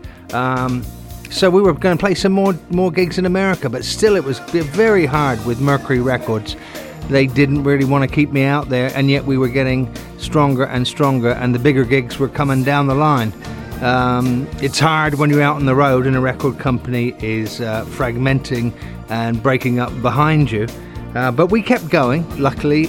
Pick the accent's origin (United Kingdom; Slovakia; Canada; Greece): United Kingdom; England; moved away as an adult; now in United States; in my home country, in England